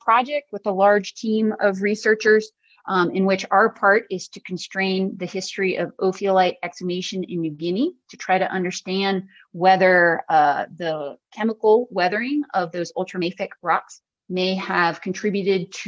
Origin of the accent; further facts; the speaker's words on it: Virginia, United States; I grew up in Virginia, and my family would go to the Smithsonian in Washington, D.C.